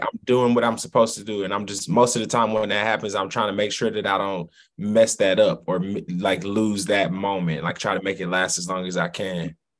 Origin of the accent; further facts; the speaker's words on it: St. Louis, Missouri, United States; My grandparents' address was 12 11 uh, in St. Louis